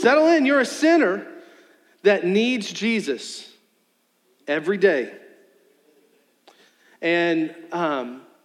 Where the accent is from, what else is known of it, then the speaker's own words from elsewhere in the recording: Charles City, United States; Me and my brother, we grew up in Charles City.